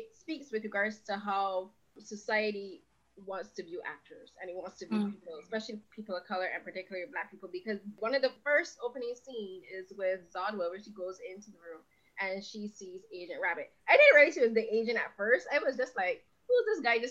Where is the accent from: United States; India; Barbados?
Barbados; I'm from Barbados